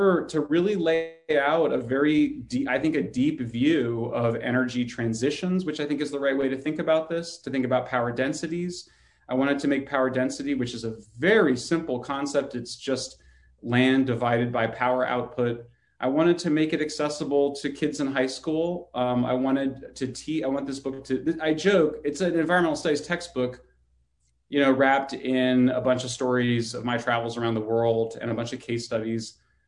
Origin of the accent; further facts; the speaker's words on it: California, United States; my home state of California